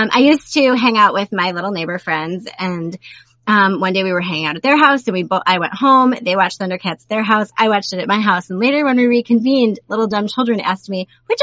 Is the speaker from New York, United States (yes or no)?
yes; Buffalo, New York, United States; I grew up in Buffalo